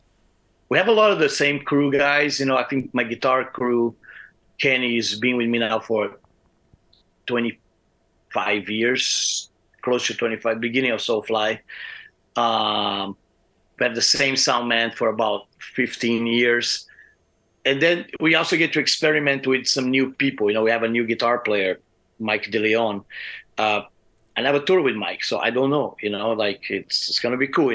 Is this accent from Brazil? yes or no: yes; Brazil; moved away as an adult; now in Arizona, United States; I'm from Brazil